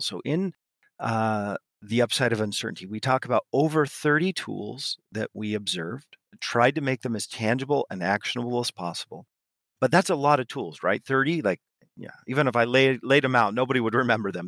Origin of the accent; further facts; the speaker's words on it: West Coast of the US, United States; moved away as an adult; now in Paris, France; I grew up on the west coast of the U S, but I live in, uh, Paris